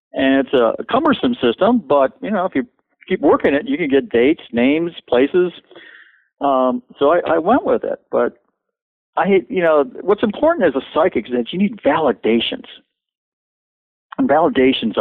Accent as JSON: {"language": "English", "town": "Cleveland", "region": "Ohio", "country": "United States", "said": "I come from the Cleveland area, which is kind of ethnic up there"}